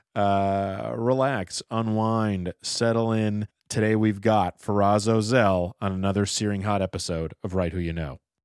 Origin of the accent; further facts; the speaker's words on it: Los Angeles, California, United States; also born or lived in Boston; I grew up in Encino.